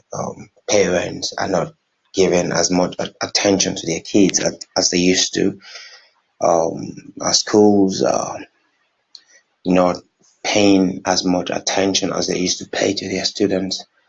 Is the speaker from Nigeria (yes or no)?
yes; Nigeria; I'm from Nigeria